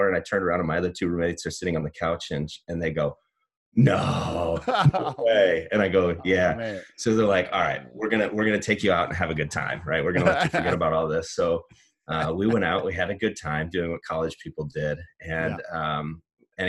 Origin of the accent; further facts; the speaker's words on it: Cedar Rapids, Iowa, United States; I'm an Iowan through and through. So I grew up in Eastern Iowa